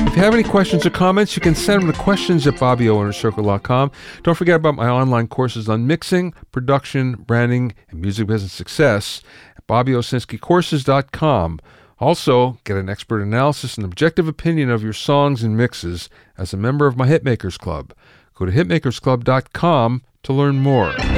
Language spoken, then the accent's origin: English; Pottsville, Pennsylvania, United States; I'm from Pottsville